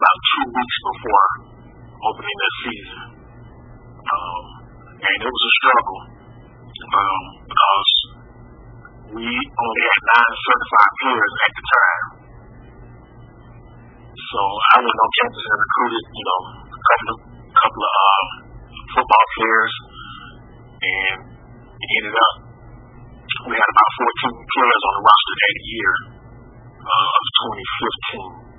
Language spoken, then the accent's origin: English; Decatur, Georgia, United States; I'm born and raised in Decatur, Georgia